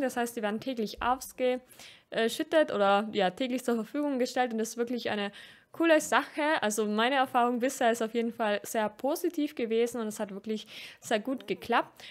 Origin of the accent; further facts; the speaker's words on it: Austria; als Österreicherin